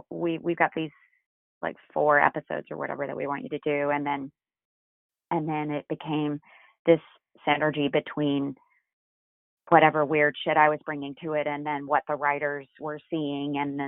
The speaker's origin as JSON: {"language": "English", "town": "Macon", "region": "Georgia", "country": "United States", "tie": "born or raised there", "moved": "as an adult", "lives_now": "New York City, United States", "said": "growing up in Macon, Georgia"}